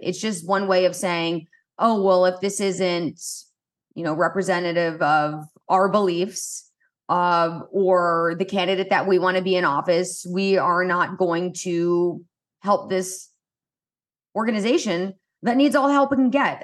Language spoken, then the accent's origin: English; Indianapolis, Indiana, United States; I grew up in Indianapolis